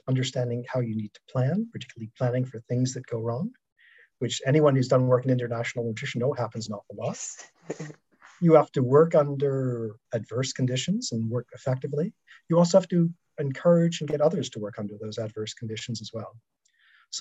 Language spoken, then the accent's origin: English; Toronto, Ontario, Canada; my hometown ice hockey team, the Toronto Maple Leafs